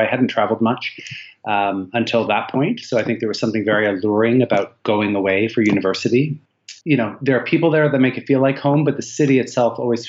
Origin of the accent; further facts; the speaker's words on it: Toronto, Ontario, Canada; moved away as an adult; also born or lived in British Columbia; I'm from Canada. I grew up in Toronto pretty much my whole life until I was 19. I moved out west for 2 years and then I've been abroad pretty much the last 19.